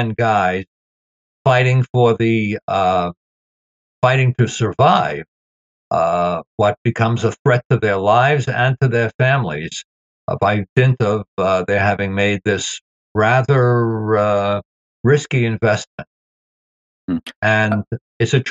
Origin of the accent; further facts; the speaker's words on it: New York City, New York, United States; having grown up in Brooklyn myself